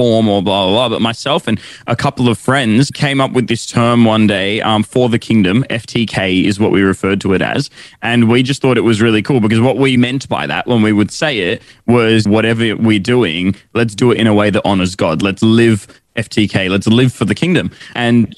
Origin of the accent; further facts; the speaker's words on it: Sydney, New South Wales, Australia; I was born in Sydney. My family are originally from India, though, and they moved here before I was born